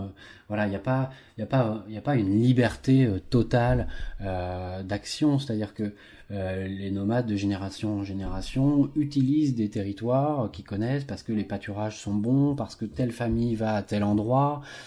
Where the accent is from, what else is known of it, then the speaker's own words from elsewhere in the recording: France; nos agriculteurs chez nous en France